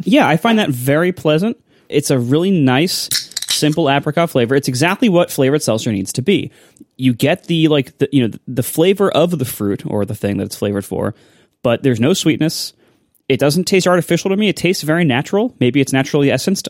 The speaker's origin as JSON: {"language": "English", "region": "Ohio", "country": "United States", "tie": "born or raised there", "said": "I grew up in Ohio"}